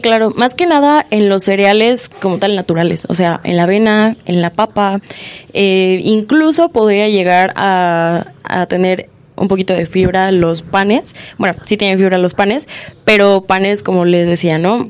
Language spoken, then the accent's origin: Spanish; Mexico; somos mexicanos